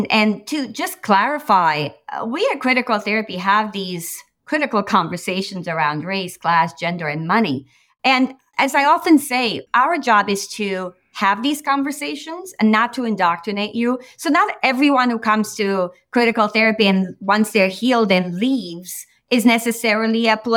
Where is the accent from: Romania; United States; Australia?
Romania; moved away; I came from Romania. I came from Romania where it was a communist country. Ceausescu was in power, and we sort of escaped.